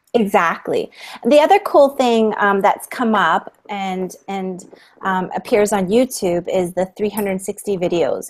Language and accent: English; Toronto, Ontario, Canada; I'm from Toronto, Canada, and I'm um, a teacher at the Toronto District School Board